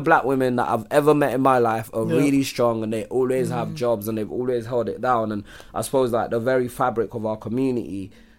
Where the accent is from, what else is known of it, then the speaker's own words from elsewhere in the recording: Nigeria; growing up in Nigeria, like the women always work.